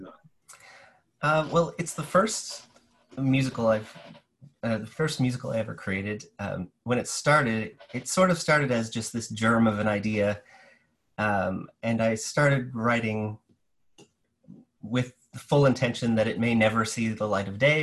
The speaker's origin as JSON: {"language": "English", "region": "New Brunswick", "country": "Canada", "moved": "yes", "lives_now": "St. John's, Canada", "said": "I'm from New Brunswick originally"}